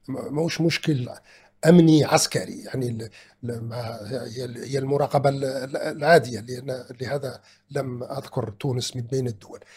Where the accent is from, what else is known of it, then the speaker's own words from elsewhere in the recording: Algeria; أننا جنبنا كجزائريين